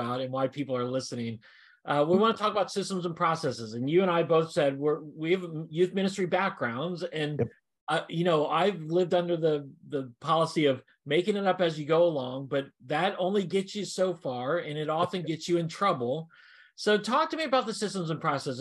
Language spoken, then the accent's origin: English; Washington, District of Columbia, United States; I was born and raised in Washington, D.C.